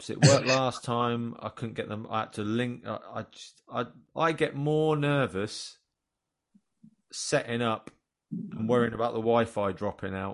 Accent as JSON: {"language": "English", "region": "Yorkshire and the Humber", "country": "United Kingdom", "said": "Because we're from Yorkshire. Yorkshire is a place where they're very proud"}